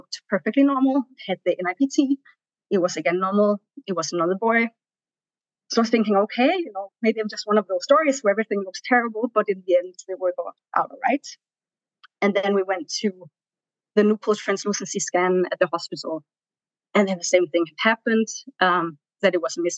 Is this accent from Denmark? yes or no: yes; Denmark; moved away as an adult; also born or lived in Tanzania; now in New York, United States; I'm from Denmark. I came to New York around 5 years ago with my husband